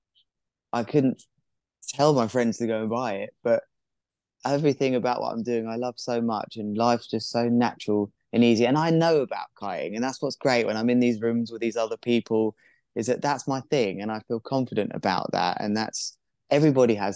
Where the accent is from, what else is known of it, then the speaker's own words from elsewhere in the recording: Worthing, South East England, United Kingdom; my hometown has the first offshore wind farm on the south coast of England.